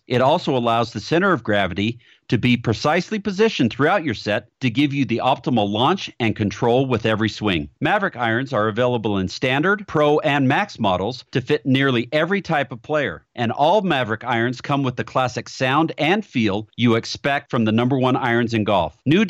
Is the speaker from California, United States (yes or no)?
yes; San Diego, California, United States; I grew up in San Diego